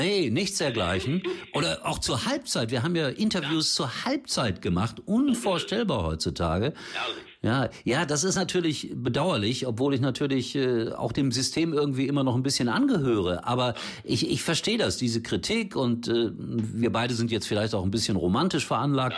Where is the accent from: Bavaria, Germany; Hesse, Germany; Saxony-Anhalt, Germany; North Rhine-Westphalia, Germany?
North Rhine-Westphalia, Germany; Gelsenkirchen; in meiner Heimat auf Schalke